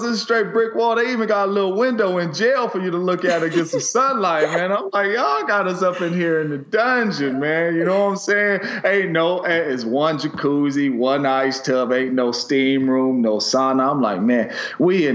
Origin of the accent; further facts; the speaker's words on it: the Bay Area, California, United States; I'm from the Bay